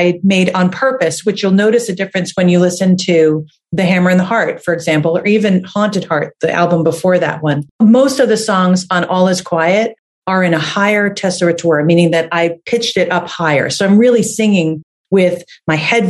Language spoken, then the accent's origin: English; New Jersey, United States; now in Boston, United States; I'm from New Jersey and I lived in a house that I think was built in the 1800s or something like